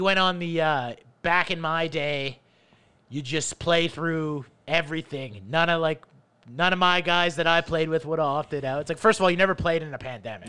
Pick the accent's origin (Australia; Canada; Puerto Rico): Canada; also born or lived in Toronto; as a Canadian